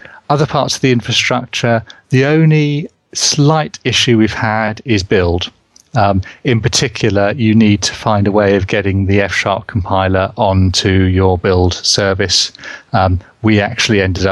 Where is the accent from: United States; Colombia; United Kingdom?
United Kingdom; England; accent: English; my English accent